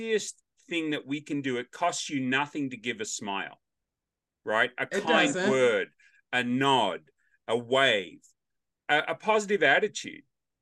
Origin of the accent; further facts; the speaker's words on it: Australia; accent: Australian; now in Middle Tennessee, United States; I'm Australian by birth, American by choice.